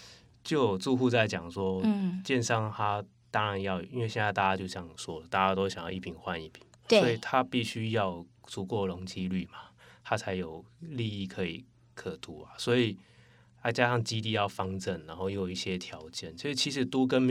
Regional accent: Taipei, Taiwan; 因为我是从小在那个蛋黄区天龙国长大，

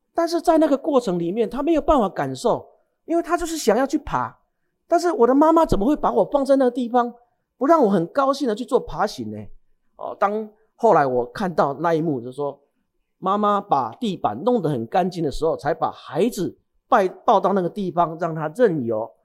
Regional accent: Changhua County, Taiwan; 我是在彰化长大的

